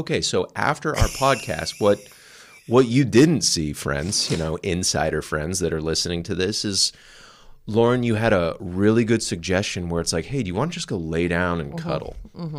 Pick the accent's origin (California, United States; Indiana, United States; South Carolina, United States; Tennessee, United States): California, United States; I was raised in Southern California, so the ocean was like the vast, clear.